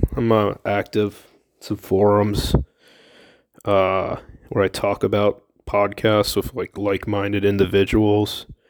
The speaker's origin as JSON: {"language": "English", "town": "Millersville", "country": "United States", "said": "From Millersville."}